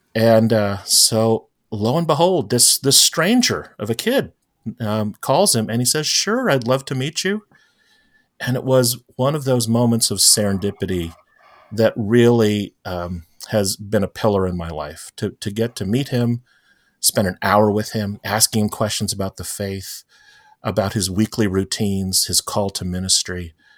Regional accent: St. Petersburg, Florida, United States; also born or lived in Fort Lauderdale, Florida; now in Tampa, United States; grew up in Saint Petersburg, Florida, which, uh, I lived in throughout all of schooling and then college.

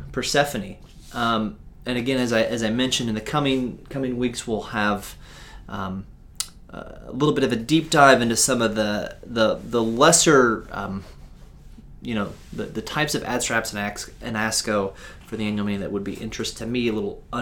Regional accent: United States; I'm an American

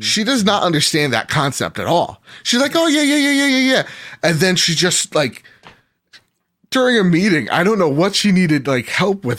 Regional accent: United States; I'm American

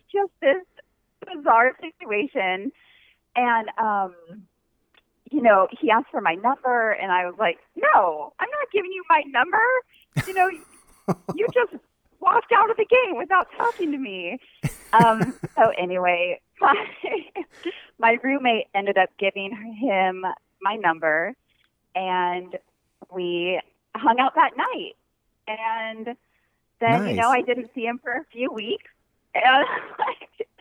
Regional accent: Pollock Pines, California, United States; moved away as an adult; also born or lived in Provo, Utah; now in Oahu, United States; we're actually both from California

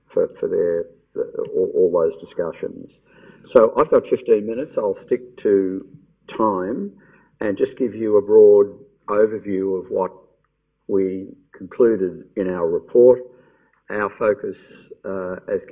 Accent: Victoria, Australia; I'm in Victoria, it's my home state

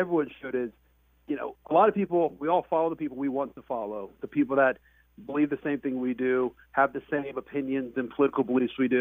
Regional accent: Columbus, Ohio, United States; I was born in Columbus, Ohio

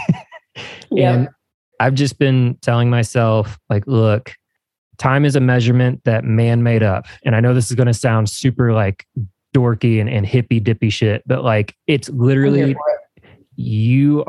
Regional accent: Evansville, Indiana, United States; my hometown

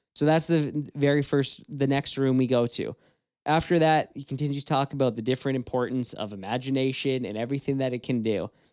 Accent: Canada; we are from Canada

